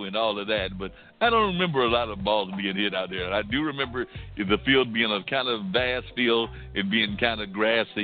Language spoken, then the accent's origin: English; Warrenton, North Carolina, United States; I remember growing up in Warrenton, North Carolina